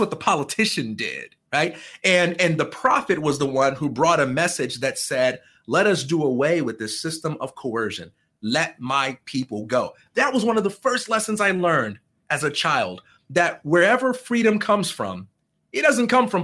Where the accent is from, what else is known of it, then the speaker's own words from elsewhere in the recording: Chicago, Illinois, United States; I am from Chicago, Illinois, and I am the son of a preacher man